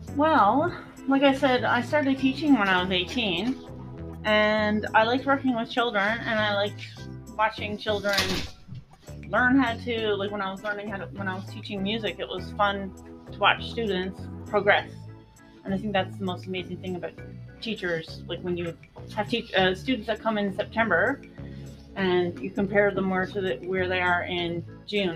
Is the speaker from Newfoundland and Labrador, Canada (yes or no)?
yes; Three Island Pond, Newfoundland and Labrador, Canada; where I grew up on Three Island Pond